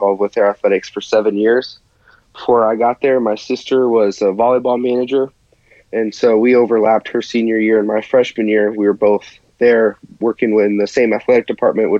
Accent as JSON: {"language": "English", "town": "New Paris", "region": "Indiana", "country": "United States", "said": "I am from New Paris, Indiana"}